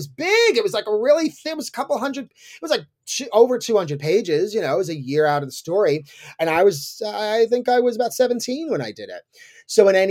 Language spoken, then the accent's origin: English; East Coast, United States; I'm from the East Coast.